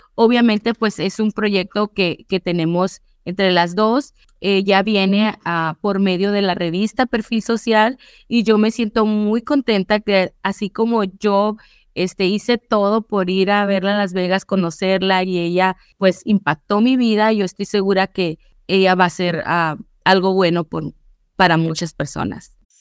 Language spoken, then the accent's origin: Spanish; Mexico; moved away; yo vengo pues de México, mexicana